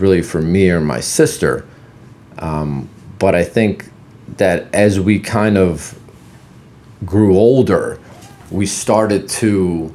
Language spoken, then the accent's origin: English; Philadelphia, Pennsylvania, United States; English is a second language; also born or lived in Poland; I grew up in Philadelphia after we moved here